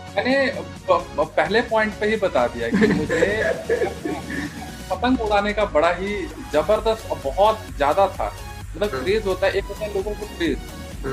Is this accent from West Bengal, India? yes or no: no; Punjab, India; moved away as an adult; also born or lived in Madhubani, Bihar / Chandigarh; now in Delhi, India; बिहार से बिलोंग करता हूँ मधुबनी रीजन से और बच्चा ही था छोटा ही था उस टाइम पे पंजाब शिफ्ट हुए